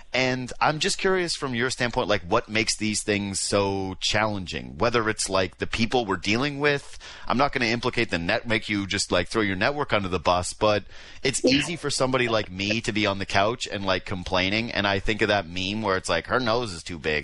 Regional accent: Whitehorse, Yukon, Canada; now in Toronto, Canada; I'm from Whitehorse.

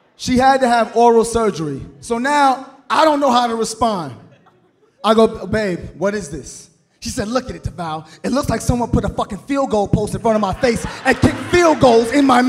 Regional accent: New York City, New York, United States; I am from Brooklyn

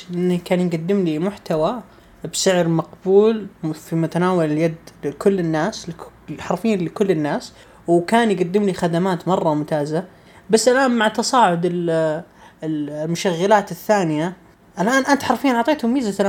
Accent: Saudi Arabia

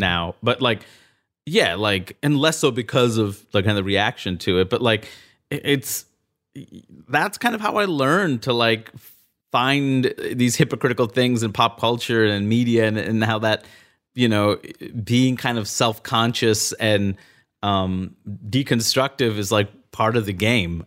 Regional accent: New York City, New York, United States; moved away as an adult; also born or lived in Maine; I grew up in Queens, New York

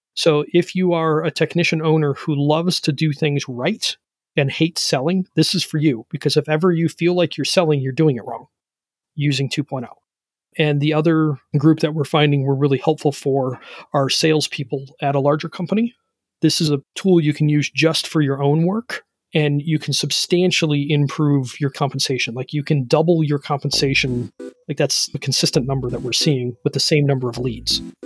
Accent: Ohio, United States; I'm from Ohio

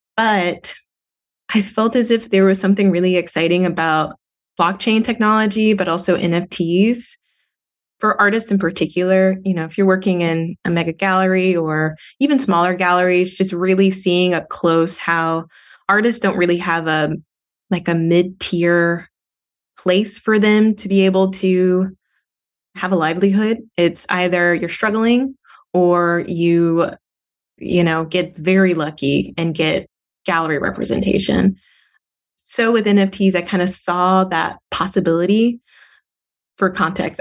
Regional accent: Montgomery, Alabama, United States; also born or lived in Auburn, Alabama; growing up in Montgomery, Alabama

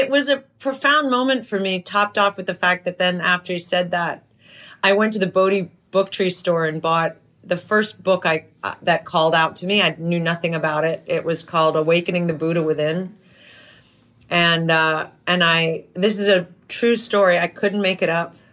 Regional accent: New York, United States; also born or lived in New Hampshire / Europe; I grew up in in Europe and New York and New Hampshire.

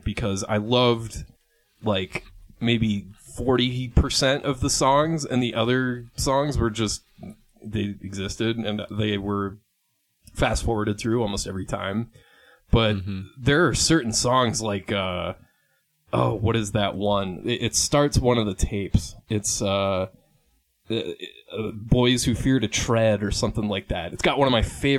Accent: South St. Paul, Minnesota, United States; I grew up in Twin Cities, Minnesota, South St. Paul

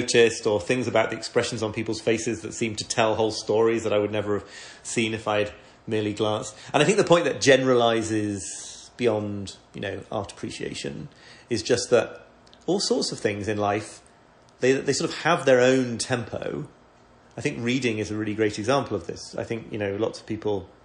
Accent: York, Yorkshire and the Humber, United Kingdom; I come from York

